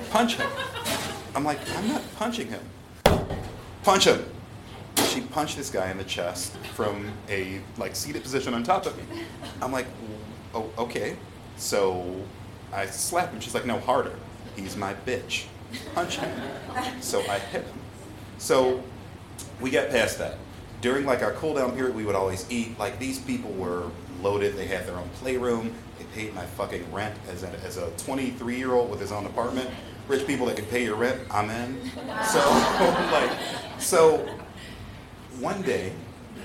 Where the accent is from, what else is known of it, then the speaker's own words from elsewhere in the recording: Chicago, Illinois, United States; I'm from Chicago. I'm not from around here.